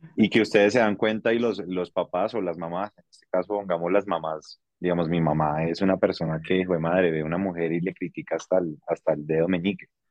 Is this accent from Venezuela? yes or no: no; Colombia; donde estamos ubicados en Colombia